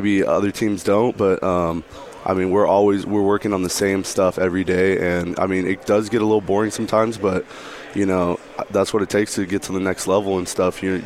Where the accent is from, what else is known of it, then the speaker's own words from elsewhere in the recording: Southern California, United States; moved away as an adult; now in Pullman, United States; I'm from Southern California